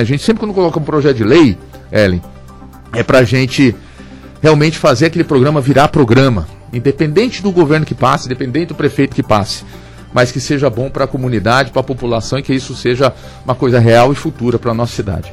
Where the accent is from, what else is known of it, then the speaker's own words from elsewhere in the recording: São José dos Campos, São Paulo, Brazil; eu sou nascido em São José dos Campos, sou juseense, é, tive em vários bairros aqui